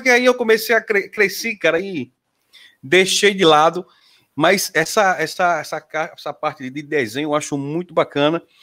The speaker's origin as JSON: {"language": "Portuguese", "region": "Sergipe", "country": "Brazil", "said": "sou de Sergipe"}